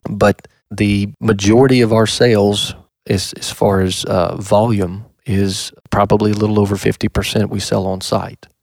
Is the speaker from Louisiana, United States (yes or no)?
yes; Louisiana, United States; moved away as an adult; now in Kentucky, United States; I'm originally from Louisiana